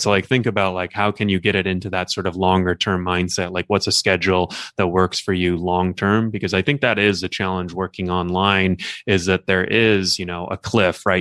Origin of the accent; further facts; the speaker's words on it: Los Angeles, California, United States; also born or lived in Newport Beach / Long Beach; I grew up in Los Angeles, and I currently live in L A.